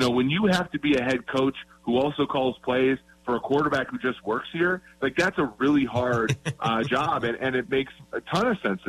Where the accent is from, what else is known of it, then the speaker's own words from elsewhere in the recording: Minnesota, United States; growing up in Minnesota